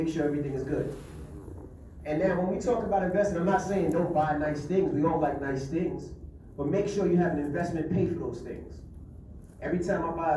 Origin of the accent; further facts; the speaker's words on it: New York City, New York, United States; I'm from Queens, New York.